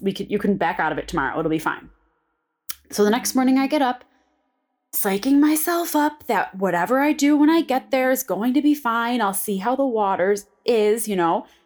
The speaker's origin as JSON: {"language": "English", "town": "Buffalo", "region": "New York", "country": "United States", "tie": "born or raised there", "said": "I'm from Buffalo"}